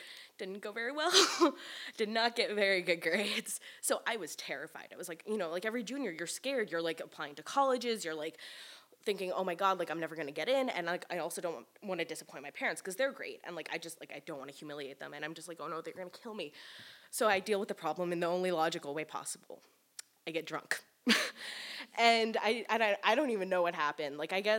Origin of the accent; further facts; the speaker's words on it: New York City, New York, United States; I grew up in New York City